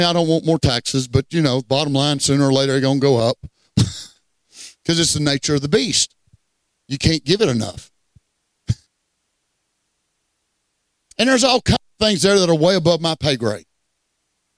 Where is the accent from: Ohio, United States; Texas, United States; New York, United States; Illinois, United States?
Texas, United States; Southeast; moved away; Well, I'm a Texan. I'm a Texan before I'm an American. Hey, I grew up in Southeast Texas